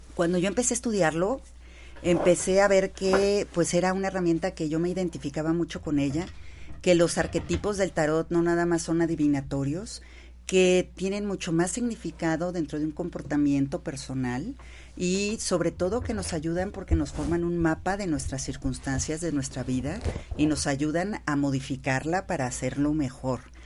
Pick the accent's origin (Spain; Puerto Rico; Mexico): Mexico; Nosotros decidimos ser mexicanas. Y como mexicanas